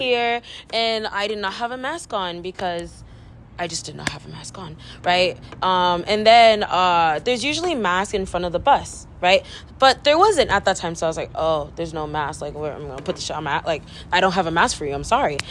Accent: Delano, California, United States; moved away as an adult; now in Berkeley, United States; there's more of a community, I guess, in my hometown since it is so small

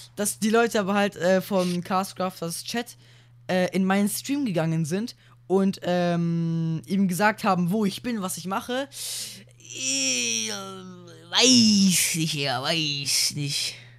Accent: Germany; bei uns in Deutschland

